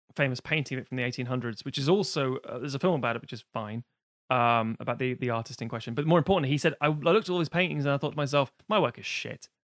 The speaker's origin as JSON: {"language": "English", "country": "United Kingdom", "said": "we being British, we're island people."}